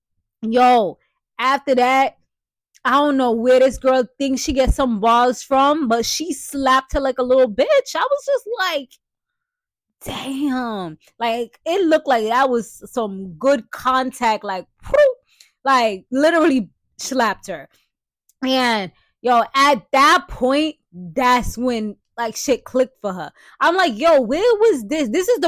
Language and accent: English; New York, United States; I'm from the BX, you know, I'm from Brooklyn, I'm from Harlem. You know what I'm saying? Like I'm from New York, just in general, like that, you jacking those cities, like that's tough.